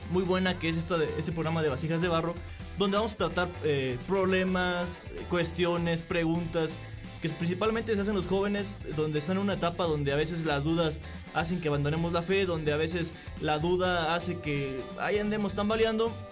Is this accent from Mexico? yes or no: yes; Corregidora, Querétaro, Mexico; Eh, tengo 26 años, soy originario de la parroquia del pueblito Corregidora, San Francisco Galileo